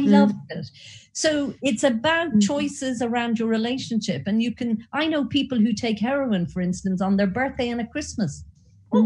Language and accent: English; Ireland; accent: Irish; you might have picked up from my accent, I'm Irish.